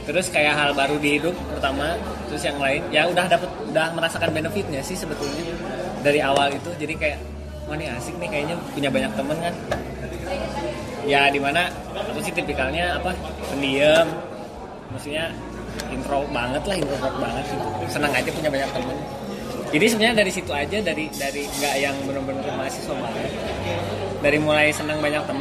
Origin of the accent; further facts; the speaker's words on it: West Java, Indonesia; mencerminkan kita orang Sunda banget